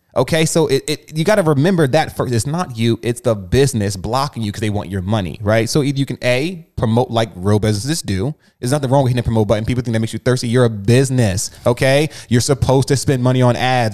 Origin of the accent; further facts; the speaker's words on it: New Jersey, United States; moved away; So I'm from Jersey. When I was in Jersey, I was getting it.